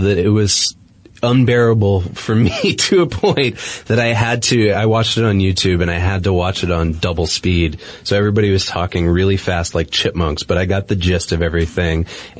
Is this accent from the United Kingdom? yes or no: no; Boston, Massachusetts, United States; I'm from Boston